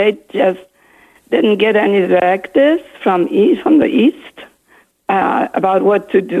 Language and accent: English; Krakow, Lesser Poland, Poland; now in Austin, United States; I'm from Poland and from Krakow, actually.